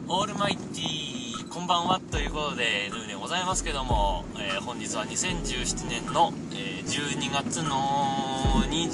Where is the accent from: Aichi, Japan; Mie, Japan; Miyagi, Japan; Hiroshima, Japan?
Miyagi, Japan; Sendai; accent: Tohoku dialect; moved away as an adult; also born or lived in Kamaishi, Iwate; now in Nagano, Japan; 特に仙台ね釜石から仙台に引っ越してきたぐらいの時なんか全然とっても標準的な言葉を喋ってたと思うんですけどね高校まで仙台行って